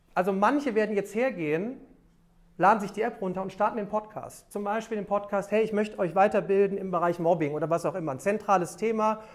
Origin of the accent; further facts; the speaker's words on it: Remscheid, North Rhine-Westphalia, Germany; in meiner Heimatstadt, ich komme aus Remscheid